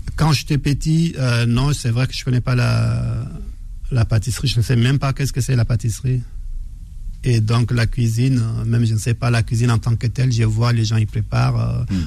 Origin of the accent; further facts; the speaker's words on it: Faya-Largeau, Borkou, Chad; moved away; je viens du, de Faya, le nord du Tchad